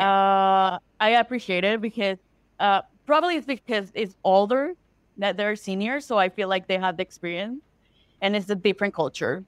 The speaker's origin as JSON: {"language": "English", "country": "Mexico", "second_language": "English", "moved": "as an adult", "lives_now": "Canada", "said": "I live in, in Canada right now. Originally, I'm from Mexico"}